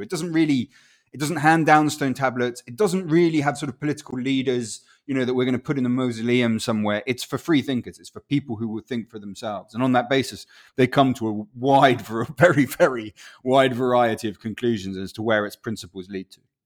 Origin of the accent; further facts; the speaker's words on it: Winchester, South East England, United Kingdom; first language Spanish; English is a second language; also born or lived in Chile; now in London, United Kingdom; I was born in Winchester, and then we went off to live in Chile, and then we went back to Winchester.